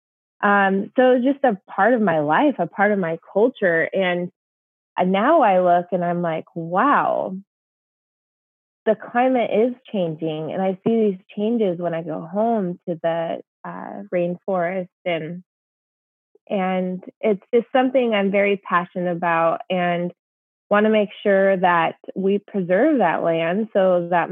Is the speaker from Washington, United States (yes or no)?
yes; Olympic National Park, Washington, United States; I grew up in the Olympic National Park of Washington State